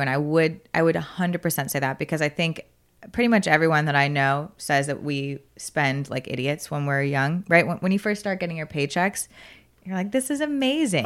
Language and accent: English; South Florida, United States; now in Austin, United States; I go home and I'm from South Florida